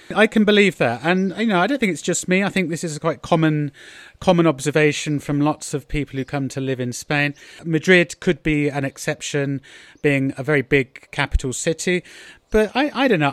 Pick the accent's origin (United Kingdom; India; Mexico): United Kingdom; moved away; I'm being very British